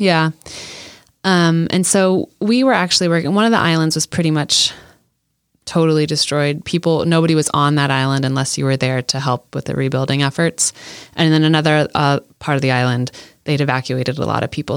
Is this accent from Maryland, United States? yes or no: no; Iowa, United States; when I was young, I grew up in Iowa